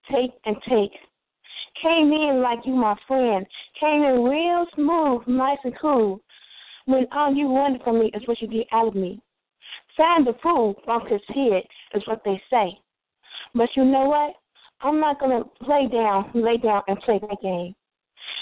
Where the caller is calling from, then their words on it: Chicago, Illinois, United States; I'm calling from the east side of Chicago, from my house right now.